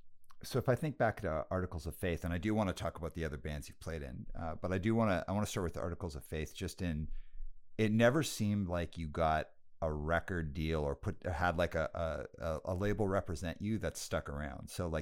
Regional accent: Canada; this seems very random because I'm Canadian. And I was like, it's random that it would be a Canadian label.

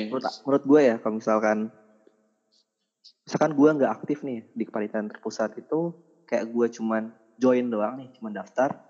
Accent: Padang, West Sumatra, Indonesia; Jadi kalau ditanya lokasi asal Padang atau Sumatera Barat

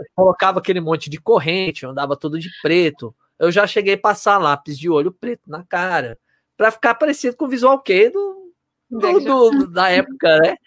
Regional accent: Osasco, São Paulo, Brazil; Eu sou de Osasco

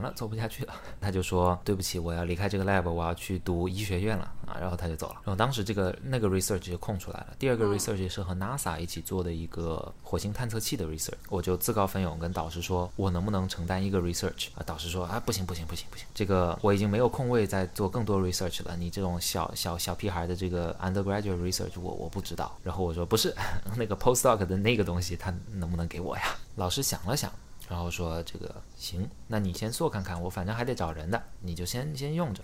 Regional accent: Xiamen, Fujian, China; now in Beijing, China; 你知道我是厦门人吗

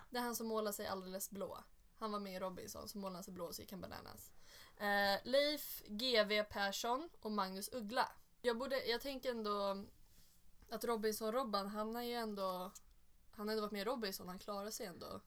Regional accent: Sollentuna, Stockholm County, Sweden; jag kommer från Sollentuna

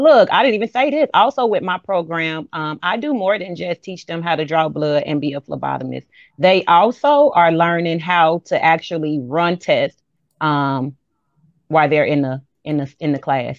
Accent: Chicago, Illinois, United States; moved away as an adult; now in Macon, United States; I am from Chicago.

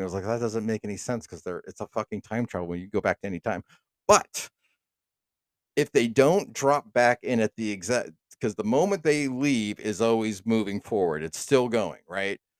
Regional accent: United States; I'm an American

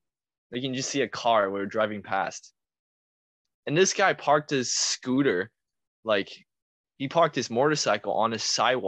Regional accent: Taiwan; now in Canada; If you say, if I were to go back to Taiwan and study, hell nah.

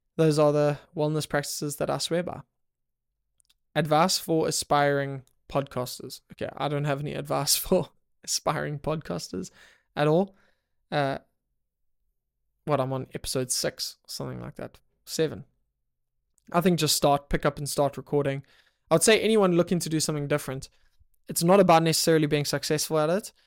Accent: South Africa; I'm from South Africa

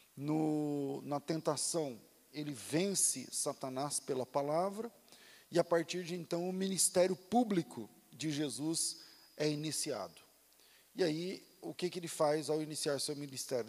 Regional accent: Mato Grosso, Brazil; lá no Mato Grosso, na cidade onde eu, onde eu nasci e fui criado

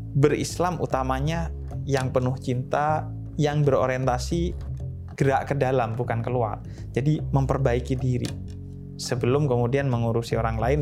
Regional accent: Bondowoso, East Java, Indonesia; Saya eh, lahir di Bondowoso, Jawa ya. Timur, bagian timur Jawa Timur

